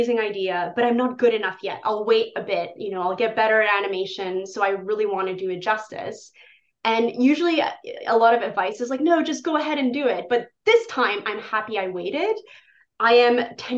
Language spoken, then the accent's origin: English; Poland; moved away; In Poland, my home country